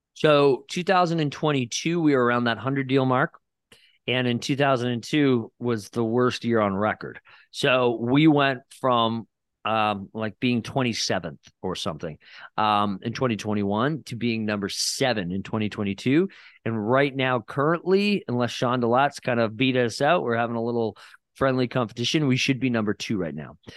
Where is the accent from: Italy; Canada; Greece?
Canada; Barrie, Ontario; moved away as an adult; now in Niagara-on-the-Lake, Canada; I never lived in Niagara. I'm from Barrie, Ontario